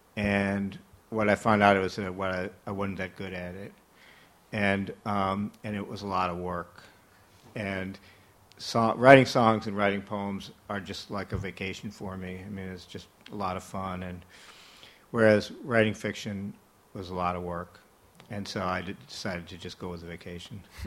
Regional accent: Minnesota, United States; I came from Minnesota

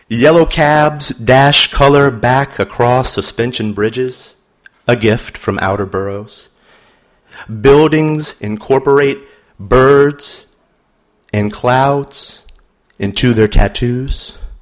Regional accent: New Orleans, Louisiana, United States; now in Baltimore, United States; Here's a poem about my hometown. It's called Natural. If I say New Orleans

